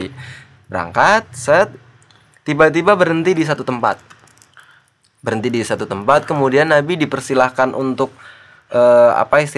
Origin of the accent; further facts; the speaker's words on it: Java, Indonesia; jenengan tahu nggak gua orang Jawa jadinya